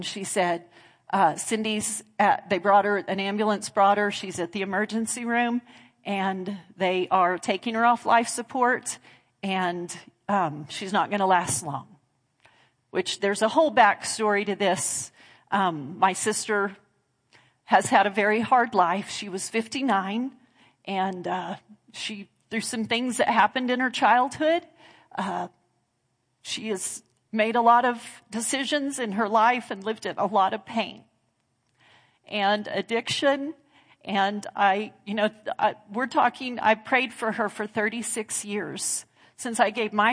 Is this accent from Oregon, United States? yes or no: no; Clovis, New Mexico, United States; now in Lubbock, United States; we grew up in Clovis